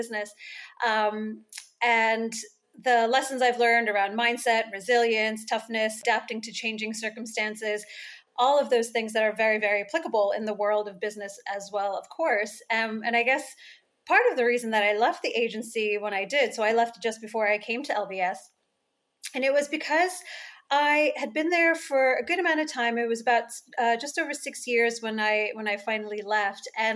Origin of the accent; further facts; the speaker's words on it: United States; moved away as an adult; now in United Kingdom; even though I'm American, now that I live here in the UK